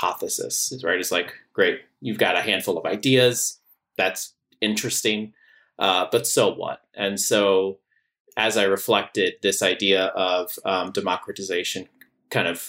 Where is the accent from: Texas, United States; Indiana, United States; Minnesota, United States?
Texas, United States; San Antonio; moved away as an adult; also born or lived in Washington, D.C.; one of my good friends that I grew up with in San Antonio, Texas